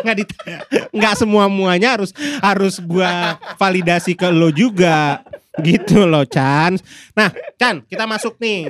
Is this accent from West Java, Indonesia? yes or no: yes; Bekasi, West Java, Indonesia; Gue tumbuh di Bekasinya Bekasi banget. Ini. Gue di Tambun Utara.